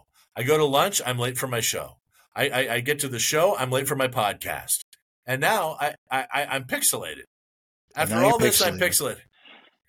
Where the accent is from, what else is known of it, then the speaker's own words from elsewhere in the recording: Bellingham, Washington, United States; also born or lived in Seattle, Washington; I'm in my hometown of Bellingham, Washington